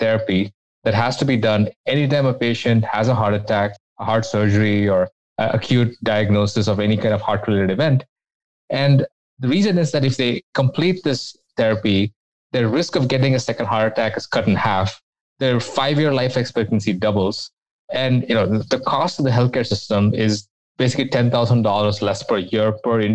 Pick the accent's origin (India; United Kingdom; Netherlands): India; moved away as an adult; now in United States; I came to the US from India where I did my undergraduate degree